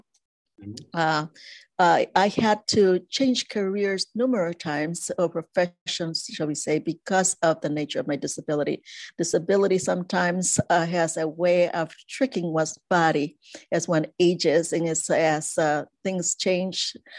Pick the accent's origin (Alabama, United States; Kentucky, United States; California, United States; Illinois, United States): Illinois, United States; Chicago; also born or lived in Ecuador; I grew up in the U.S. and Chicago, in the Midwest